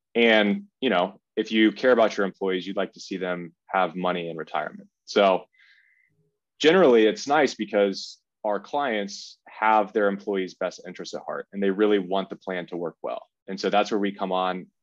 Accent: Kennesaw, Georgia, United States; I'm from Kennesaw, Georgia, which is about an hour north of Atlanta

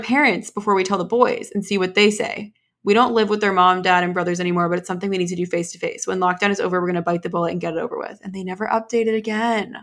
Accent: United States; an American

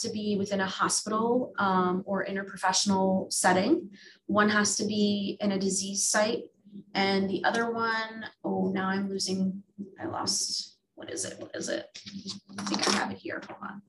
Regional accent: New Jersey, United States; moved away as an adult; also born or lived in Philadelphia area; now in Philadelphia, United States; I'm originally from New Jersey, and I moved to the Philadelphia area for my undergrad, and I've been here ever since

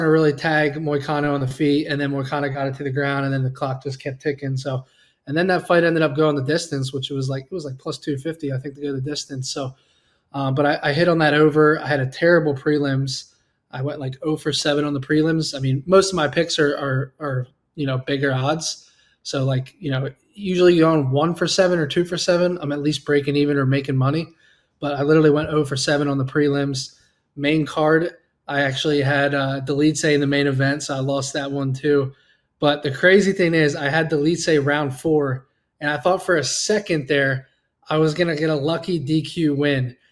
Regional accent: Pennsylvania, United States; I grew up in Pennsylvania.

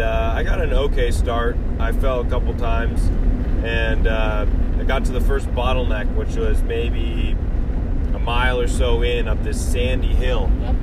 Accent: California, United States; moved away as an adult; now in Colorado, United States; we are from California and currently going to school in Colorado State

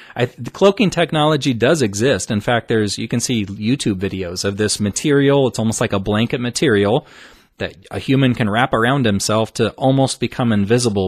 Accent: Omaha, Nebraska, United States; Omaha, Nebraska, my hometown

